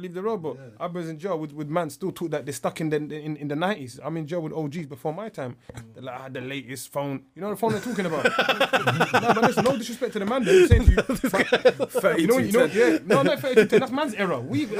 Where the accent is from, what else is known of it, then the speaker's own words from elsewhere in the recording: London, United Kingdom; I'm from Southwark.